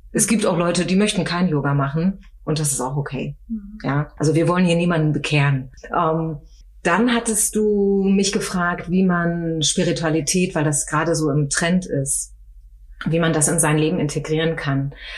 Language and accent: German; Osnabrück, Lower Saxony, Germany; moved away as an adult; now in Frankfurt, Germany; Ich komme eigentlich mhm. aus Norddeutschland, aus okay. äh, Niedersachsen, aus Osnabrück